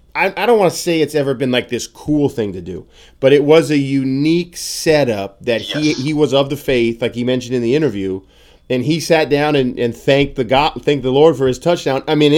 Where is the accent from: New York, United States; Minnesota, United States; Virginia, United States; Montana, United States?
Montana, United States; Billings; it was so fun growing up in Billings.